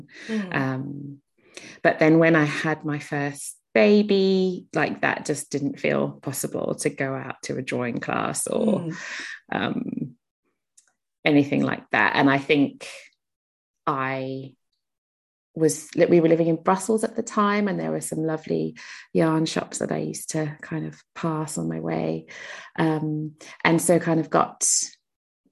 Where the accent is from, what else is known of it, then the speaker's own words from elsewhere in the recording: South Africa; I grew up in South Africa, so there was a lot of kind of charitable work going on in our school